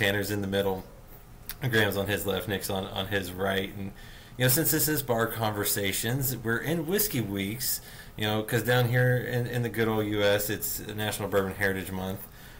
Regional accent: Canada; Now, you know, obviously growing up in Canada, I know a couple city boys, a couple country boys.

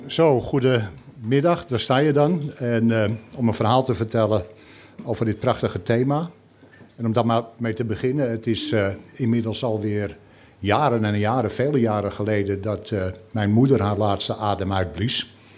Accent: Amsterdam, North Holland, Netherlands; now in Scheveningen, Netherlands; ik kom oorspronkelijk uit Amsterdam. Ik woon al jarenlang in Scheveningen

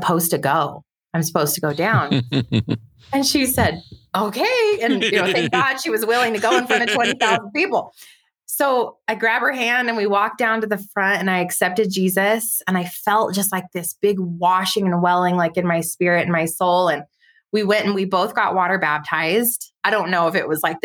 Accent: White Rock, New Mexico, United States; I grew up in White Rock, New Mexico, really tiny town outside of Los Alamos, New Mexico.

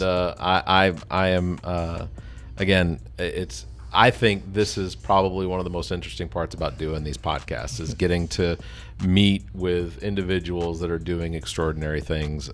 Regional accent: Atlanta, Georgia, United States; moved away as an adult; now in Columbia area, South Carolina, United States; I'm originally from Atlanta, That was where I was born and raised. I moved here when I was twenty.

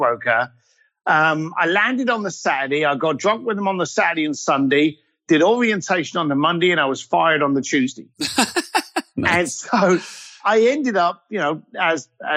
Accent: London, United Kingdom; I was a bricklayer from East London

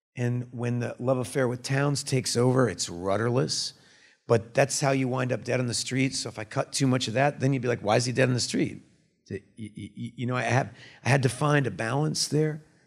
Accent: Austin, Texas, United States; I was born in Austin, Texas in nineteen seventy

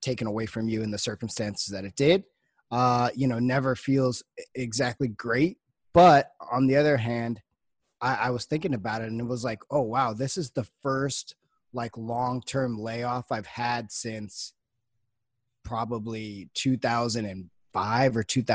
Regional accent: Los Angeles, California, United States; growing up in Los Angeles

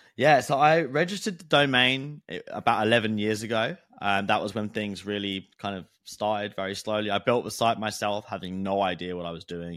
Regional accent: United Kingdom; I'm British

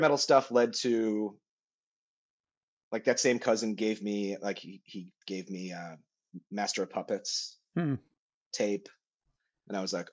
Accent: Connecticut, United States; also born or lived in Vermont / New Hampshire; I moved to Connecticut after that. And then I did all my, from second grade through high school, was all in Connecticut

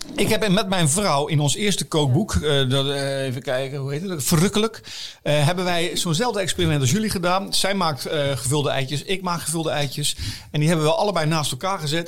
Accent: Dordrecht, South Holland, Netherlands; ik ben een schapenkop. Ik ben geboren in Dordrecht.

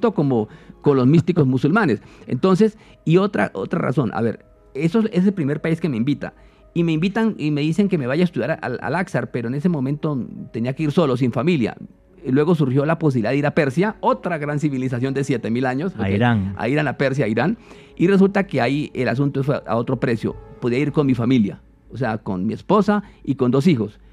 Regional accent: San Juan de Arama, Meta, Colombia; also born or lived in Cumaral, Meta; yo nací en los llanos orientales de Colombia soy de Cumaral Meta pero cuando tenía pocos meses de edad me llevaron a, mis padres a vivir cerca de la Sierra de la Macarena, en un pueblo que se llama San Juan de Arama

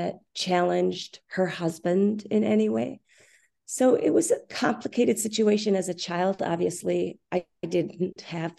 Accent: Minneapolis, Minnesota, United States; Okay, so I grew up in Minneapolis, Minnesota, and I started as a very young girl studying ballet.

